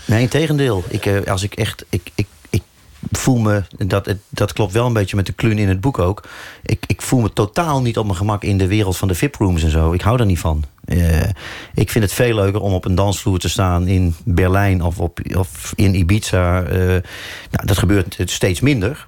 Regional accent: North Brabant, Netherlands; moved away as an adult; now in Amsterdam, Netherlands; Maar ik voel me absoluut ook Brabander.

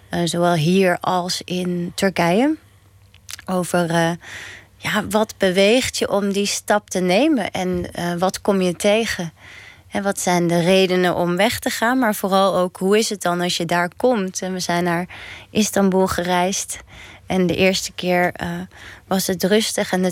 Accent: Netherlands; Wij zijn geen buitenlanders, ik ben gewoon een Nederlander. En toch voel ik dat de hele tijd. Dus ik voel me toch een beetje tweederangs burger.

